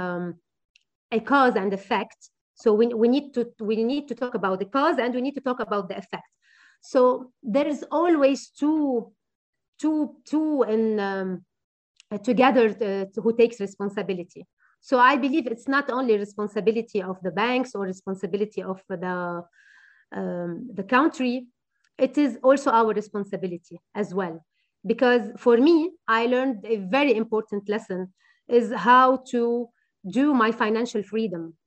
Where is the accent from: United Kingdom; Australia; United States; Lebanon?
Lebanon; Beirut Governorate; I'm from Beirut, from the beautiful city of Beirut, and I would never leave Beirut